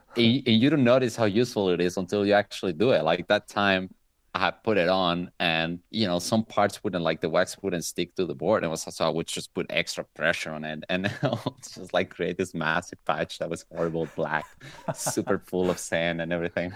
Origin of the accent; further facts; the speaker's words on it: Venezuela; moved away as an adult; now in Italy; I'm actually from Venezuela, but I live in Italy. I've been living in Italy for ten years